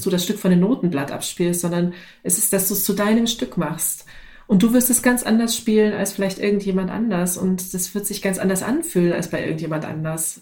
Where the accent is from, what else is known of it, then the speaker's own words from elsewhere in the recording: the East, East Germany, Germany; ich komme aus dem Sozialismus, ne? ich bin im Osten groß geworden